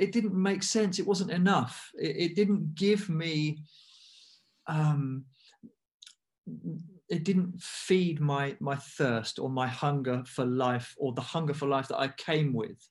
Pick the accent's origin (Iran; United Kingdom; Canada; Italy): United Kingdom; I'm half Indian, I'm half English. I was born in the UK